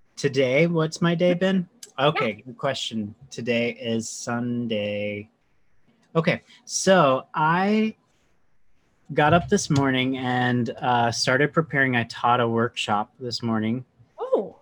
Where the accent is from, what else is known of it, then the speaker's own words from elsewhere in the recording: North Carolina, United States; accent: southern; now in New York City, United States; I'm a transplant. I'm from North Carolina originally